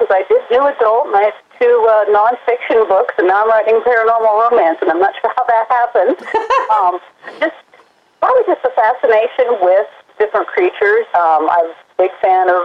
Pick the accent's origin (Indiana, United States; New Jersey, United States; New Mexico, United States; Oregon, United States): Oregon, United States; moved away; also born or lived in Carolina; I'm actually originally from Oregon, so I'm a long ways away from what used to be home.